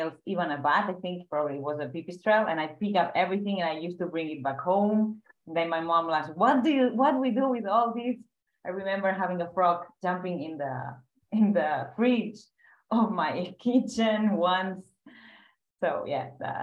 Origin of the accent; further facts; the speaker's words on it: Catalonia, Spain; we spent the whole summer so catching bats in many cave systems, nearby these hydroelectric plants, power plants here in Catalonia